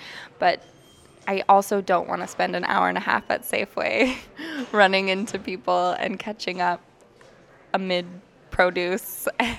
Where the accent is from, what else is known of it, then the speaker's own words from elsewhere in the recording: Kodiak, Alaska, United States; moved away as an adult; now in Anchorage, United States; I'm 27 years old, and I'm from Kodiak, Alaska.